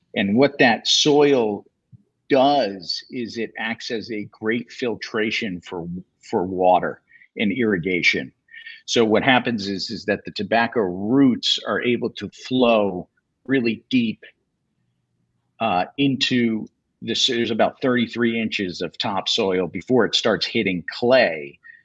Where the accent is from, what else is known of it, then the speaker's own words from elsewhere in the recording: Connecticut, United States; growing up in Connecticut